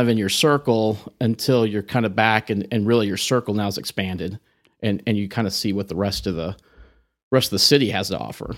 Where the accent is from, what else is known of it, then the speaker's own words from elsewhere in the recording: Amarillo, Texas, United States; also born or lived in Corpus Christi, Texas / Oklahoma City / Dallas; grew up here in Amarillo and, uh, went to high school here